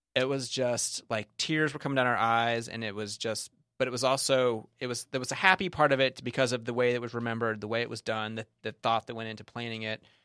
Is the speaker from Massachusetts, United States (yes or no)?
no; Kentucky, United States; We're from Kentucky